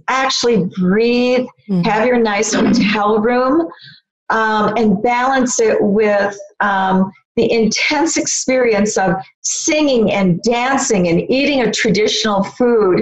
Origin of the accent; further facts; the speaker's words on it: United States; I come as an American woman